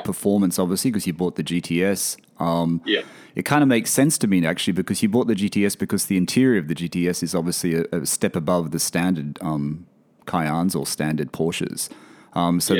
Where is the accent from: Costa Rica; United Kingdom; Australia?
Australia; moved away